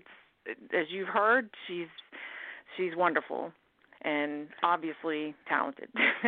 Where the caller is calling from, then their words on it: Alabama, United States; I'm calling from Alabama.